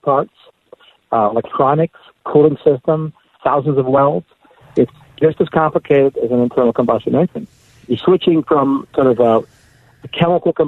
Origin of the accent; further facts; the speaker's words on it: Canada; now in United States; My friends in Canada, I'm from Canada